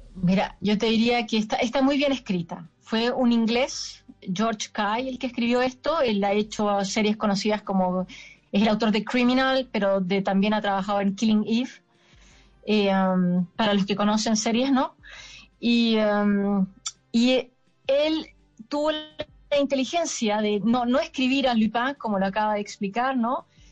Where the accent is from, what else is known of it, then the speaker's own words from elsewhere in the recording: Chile; now in Paris, France; yo lo filmo en Chile, ¿no? que es donde, de donde vengo